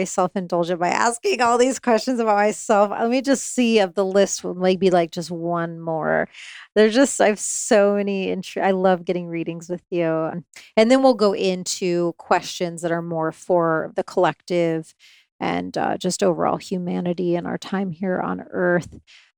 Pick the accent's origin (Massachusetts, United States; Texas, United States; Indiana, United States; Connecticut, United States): Indiana, United States; moved away; I grew up in Indiana